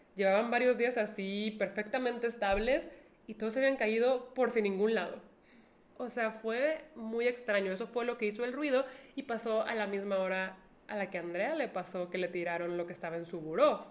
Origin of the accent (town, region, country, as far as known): Monterrey, Nuevo León, Mexico